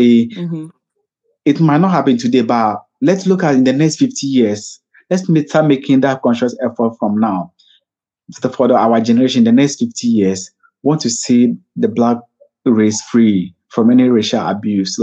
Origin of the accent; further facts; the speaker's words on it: Ghana; I was so proud as a Ghanaian